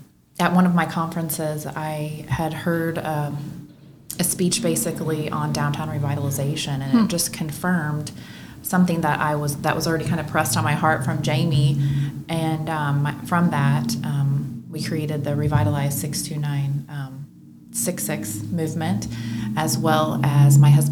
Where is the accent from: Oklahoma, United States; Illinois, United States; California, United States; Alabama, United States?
Illinois, United States; Murphysboro; I live and reside in Murphysboro, Illinois. I'm an SIU graduate, but after that, I was dead set on leaving Southern Illinois and, you know, planting roots somewhere outside of my hometown community.